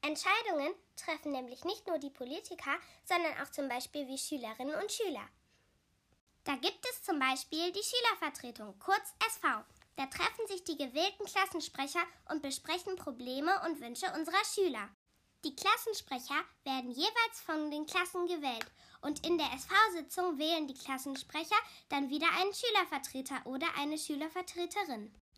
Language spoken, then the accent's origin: German; Wuppertal, North Rhine-Westphalia, Germany; bei uns in Wuppertal